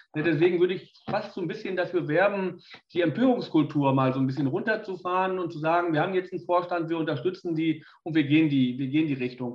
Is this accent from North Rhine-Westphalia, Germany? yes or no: yes; Bielefeld, North Rhine-Westphalia, Germany; ich komme aus Bielefeld, da musste ich mich gegen Arminen und Dortmunder durchsetzen